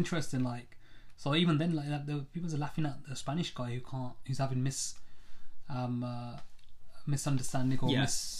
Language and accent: English; United Kingdom; people like us growing up as British Asians